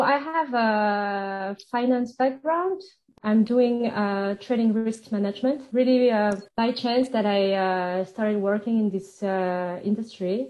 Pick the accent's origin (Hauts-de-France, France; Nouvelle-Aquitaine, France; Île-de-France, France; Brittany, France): Île-de-France, France; suburbs of Paris; first language French; English is a second language; moved away as an adult; also born or lived in Switzerland; I grew up in uh, the suburb of Paris